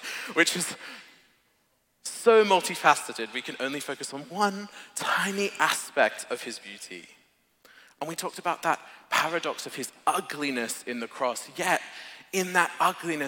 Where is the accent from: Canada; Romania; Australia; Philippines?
Australia; moved away; I'm an Aussie